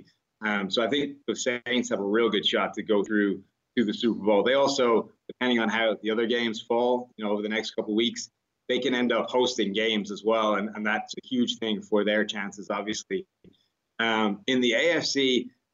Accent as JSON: {"language": "English", "country": "Ireland", "moved": "yes", "lives_now": "United States", "said": "I come from Ireland where it's not as strong a tipping culture, right? We don't tip for that many things."}